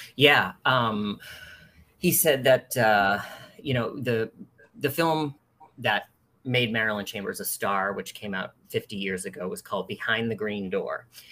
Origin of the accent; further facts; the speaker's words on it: East Coast, United States; moved away as an adult; now in San Francisco, United States; I'm originally from the East Coast, and uh, but I've lived in San Francisco for nearly 20 years